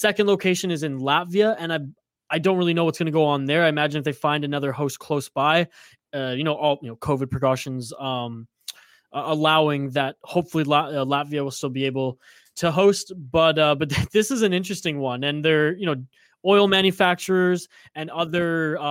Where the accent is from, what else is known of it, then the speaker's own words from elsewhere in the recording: Canada; as a Canadian